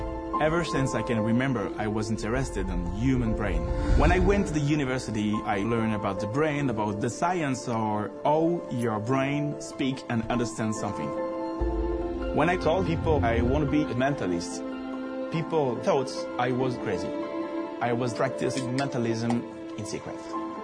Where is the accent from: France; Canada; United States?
France; English is a second language